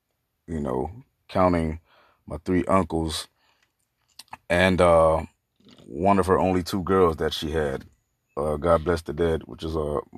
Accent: Opa-locka, Florida, United States; also born or lived in Miami; I'm a Jamaican and Cuban mix, born out of Jackson Memorial Hospital in Miami, Florida, raised in Opa-locka.

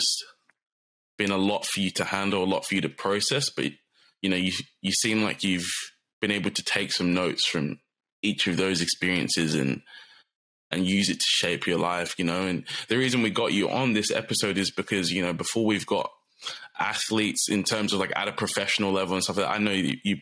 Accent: Turramurra, New South Wales, Australia; I grew up in Tarramurra, which, if you guys don't know Sydney that well, it's pretty close to Thornley

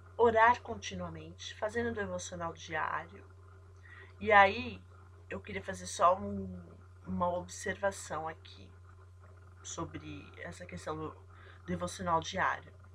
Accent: São Paulo, Brazil; eu sou de São Paulo, aqui no Brasil

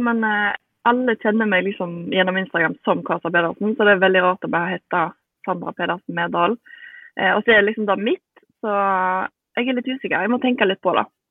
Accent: Bømlo, Vestland, Norway; moved away; Men vi var hjemme på Bømlo, der som jeg er fra

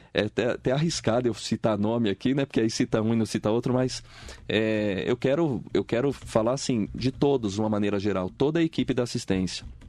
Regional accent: Espírito Santo, Brazil; now in Mogi das Cruzes, Brazil; eu venho lá do Espírito Santo, nasci lá, né? Vim para Mogi das Cruzes, estou aqui há quase 25 anos

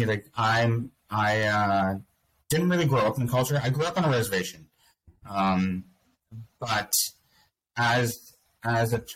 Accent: Boston, Massachusetts, United States; now in Nova Scotia, Canada; I grew up in Boston

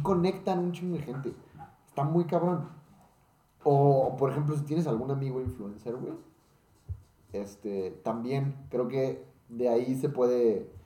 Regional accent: Mexico; como mexicanos

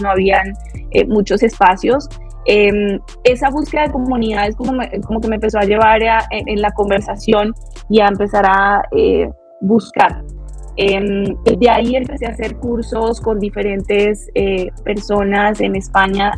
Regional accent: Bogotá, Colombia; moved away as an adult; now in Mexico; soy colombiana, así de pura cepa, eh, bogotana, rola. Eh, llevo cinco años, voy para seis años aquí en México.

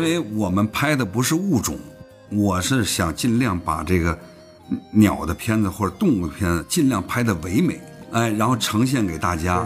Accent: Beijing, China; 咱们在北京长大

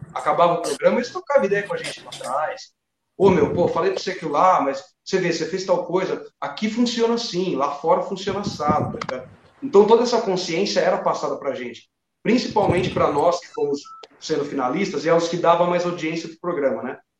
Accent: Cajamar, São Paulo, Brazil; Eu sou de Cajamar até hoje

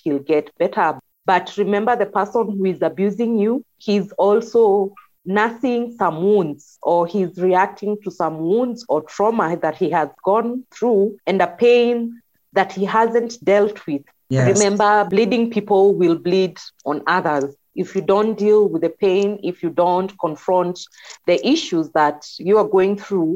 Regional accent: Kikuyu, Central Kenya, Kenya; I was from the Kikuyu.

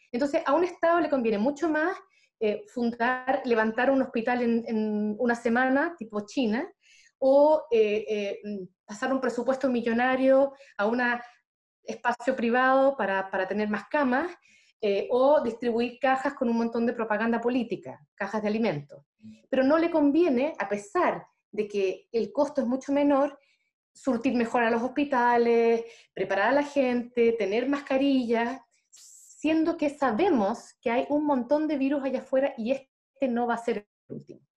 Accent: Chile; nosotros estamos, viviendo como chilenos

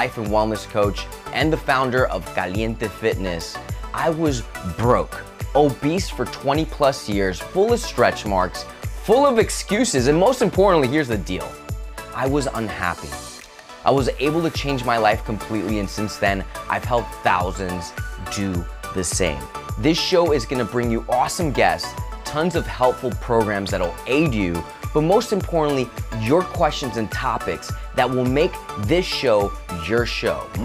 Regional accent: Spain; I'm from Spain

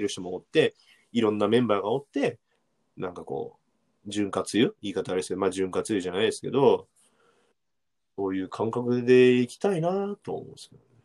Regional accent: Amagasaki, Hyogo, Japan; 尼崎、兵庫県の尼崎出身なんですけど

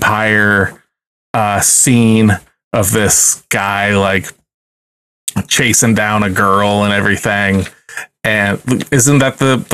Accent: Ohio, United States; We're from Ohio

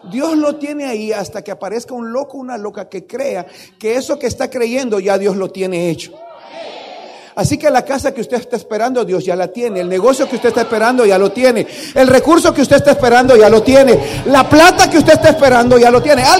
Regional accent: Tandil, Buenos Aires Province, Argentina; vengo, vengo allá de Tandil, luego me fui a la ciudad y luego me vine para acá

